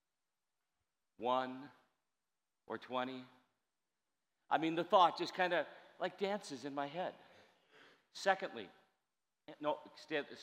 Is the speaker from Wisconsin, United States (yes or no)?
yes; Wisconsin, United States; I'm from Wisconsin. Bag sounds like beg